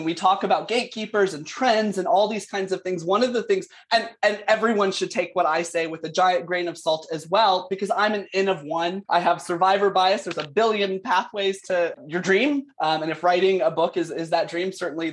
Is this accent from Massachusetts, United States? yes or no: no; South Carolina, United States; now in Canada; I'm from South Carolina originally, although I am calling in from Canada, where I live now.